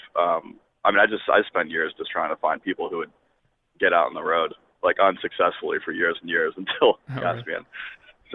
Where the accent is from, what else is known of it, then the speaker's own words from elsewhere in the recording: Washington, District of Columbia, United States; moved away; I grew up in Washington, D.C.